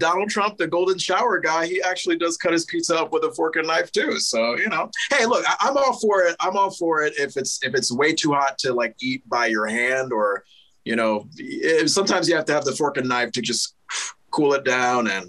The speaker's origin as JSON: {"language": "English", "region": "Connecticut", "country": "United States", "tie": "born or raised there", "moved": "yes", "lives_now": "Vermont, United States", "said": "as someone from New England, I I'm born and raised in Connecticut, and I'm currently in Vermont."}